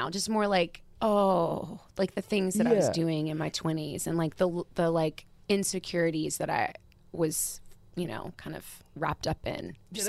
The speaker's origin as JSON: {"language": "English", "town": "Nashville", "region": "Tennessee", "country": "United States", "tie": "born or raised there", "said": "I grew up in Nashville."}